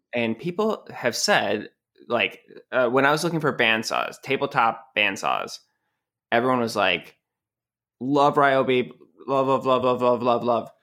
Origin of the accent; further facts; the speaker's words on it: New England, United States; moved away; I'm from New England